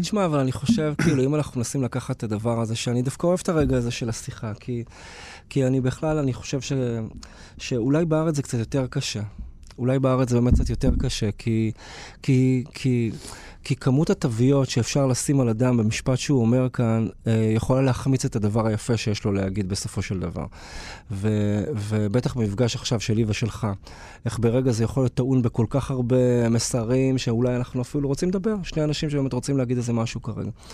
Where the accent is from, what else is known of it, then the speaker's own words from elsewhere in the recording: Beersheba, Southern District, Israel; גדלתי בבאר שבע